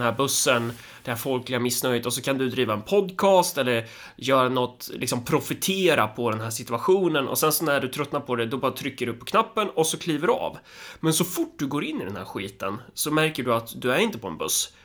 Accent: Närke, Örebro County, Sweden; som Närking

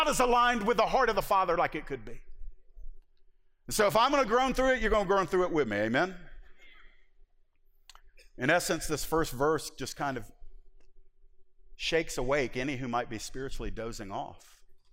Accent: the South, United States; I am from the South

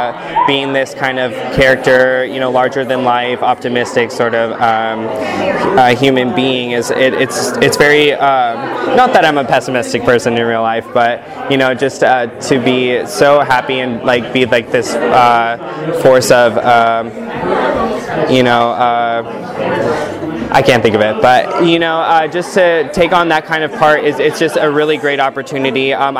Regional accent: Brea, California, United States; I'm from Bray, California, and I grew up there doing children's theater

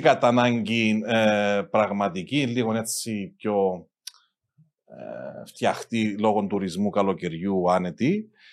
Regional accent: Amiantos, Limassol District, Cyprus; εγώ κατάγομαι από τον Αμίαντον

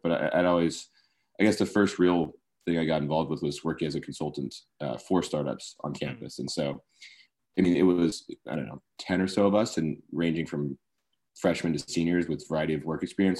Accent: Sacramento, California, United States; also born or lived in Berkeley; I grew up in Sacramento

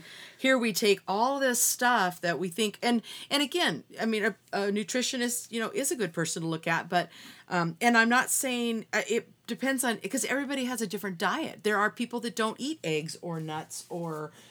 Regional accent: Seattle, Washington, United States; I grew up in Seattle in the Puget Sound

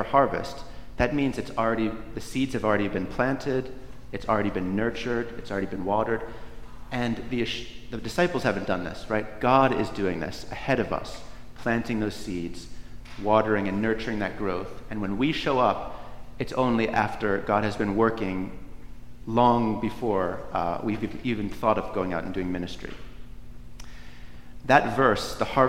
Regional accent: Northeast, United States; Where I grew up in the Northeast

